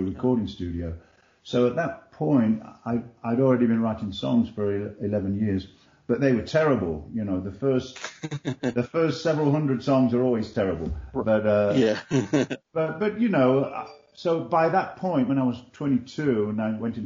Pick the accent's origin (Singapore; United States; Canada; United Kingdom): United Kingdom; England; when I was like 7 or 8 years old, growing up in England